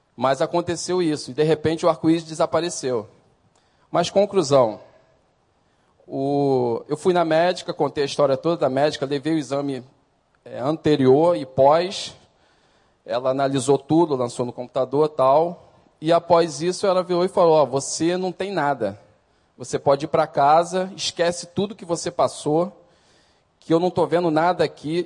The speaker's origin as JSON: {"language": "Portuguese", "country": "Brazil", "tie": "born or raised there", "said": "Sou nascido e criado aqui no Recreio"}